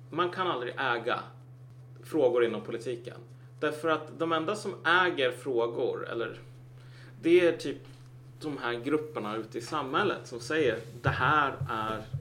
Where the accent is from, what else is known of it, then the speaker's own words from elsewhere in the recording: Cameroon; bara, jag kommer från Kamerun. Det är fan inte samma grej